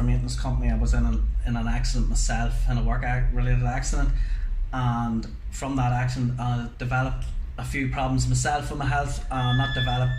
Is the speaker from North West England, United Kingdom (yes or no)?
no; Newry, Northern Ireland, United Kingdom; I'm from Newry myself.